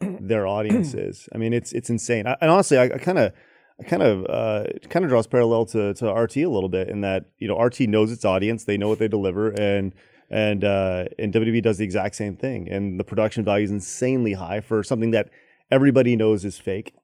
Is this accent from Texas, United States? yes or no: yes; Dallas, Texas, United States; also born or lived in Los Angeles / Orlando; I'm Texan, through and through